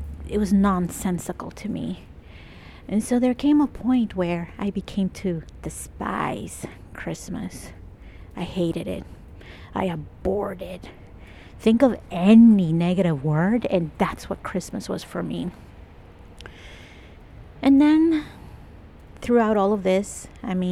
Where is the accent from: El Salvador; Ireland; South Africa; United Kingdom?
El Salvador; now in Toronto, Canada; I'm Latin American, I'm Salvadorian.